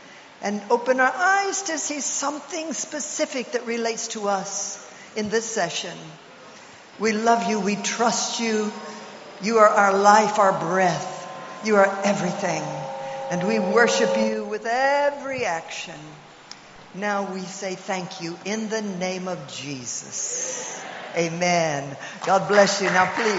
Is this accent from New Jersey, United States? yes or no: no; Oklahoma, United States; also born or lived in Nigeria; I'm from Oklahoma. If I'm from anywhere, I'm from Nigeria and Oklahoma.